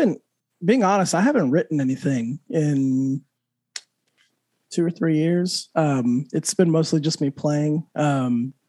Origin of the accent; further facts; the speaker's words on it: just south of Santa Fe, New Mexico, United States; now in Orlando, United States; I'm from Santa Fe, even though I'm from just south of Santa Fe.